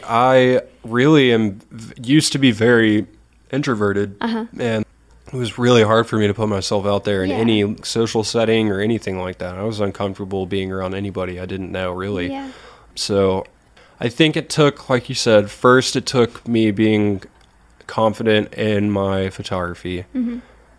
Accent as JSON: {"language": "English", "town": "Athens", "region": "Georgia", "country": "United States", "tie": "born or raised there", "also_born_or_lived": "Snellville, Georgia", "said": "got to shoot for a big band at a sold-out show in my hometown"}